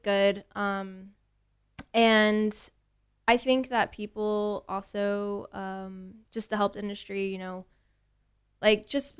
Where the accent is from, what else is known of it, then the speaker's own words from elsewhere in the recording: Tomball, Texas, United States; also born or lived in Houston; I was born and raised in Houston, and I moved to Tomball when I was 3 years old.